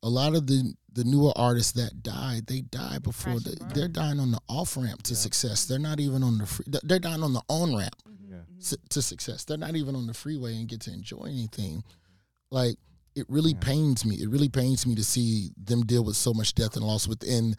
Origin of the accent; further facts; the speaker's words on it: the South, United States; As a Southerner